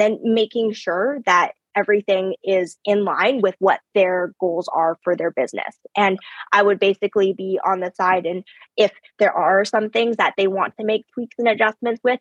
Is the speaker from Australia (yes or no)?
no; Canada; first language English; I was born here in Canada. English is my first language, and I suck at Chinese. Like, my relatives laugh at me about it all the time, but it's because I grew up here.